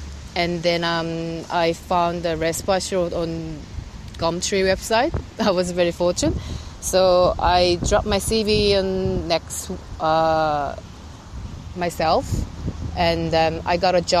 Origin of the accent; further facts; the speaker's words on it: South Korea; moved away as an adult; now in Australia; I'm originally from Korea, South Korea. And I worked there as a chef in Korea like for 8 years before I came to Australia.